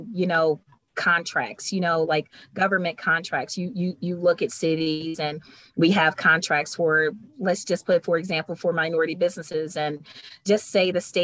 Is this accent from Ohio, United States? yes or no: yes; Cleveland, Ohio, United States; moved away; I'm from Cleveland, but when I moved away and I came home